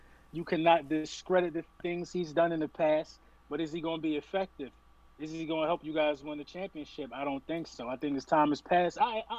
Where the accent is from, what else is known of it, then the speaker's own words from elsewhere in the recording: Philadelphia, Pennsylvania, United States; I'm from Philadelphia, Pennsylvania.